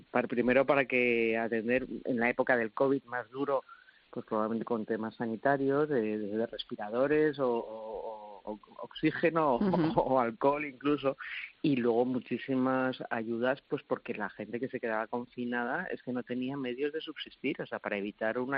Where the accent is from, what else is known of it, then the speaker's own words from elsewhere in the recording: Spain; yo creo que es de lo que más orgulloso me puedo sentir, de, cómo, cómo somos los españoles, cómo reaccionamos cuando hay necesidad.